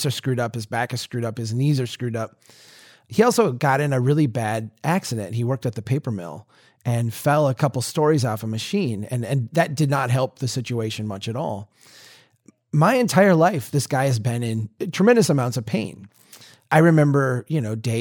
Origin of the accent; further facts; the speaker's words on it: Minnesota, United States; a Minnesotan